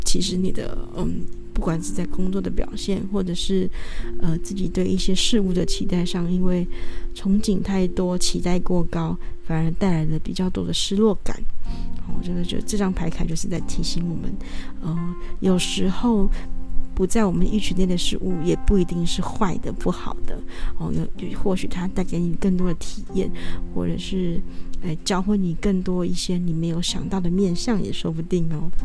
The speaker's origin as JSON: {"language": "Chinese", "region": "northern Taiwan", "country": "Taiwan", "said": "我们是北部人"}